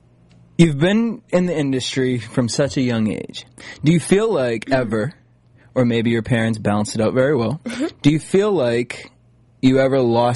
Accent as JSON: {"language": "English", "region": "East Coast", "country": "United States", "tie": "born or raised there", "moved": "yes", "said": "I grew up on the East Coast"}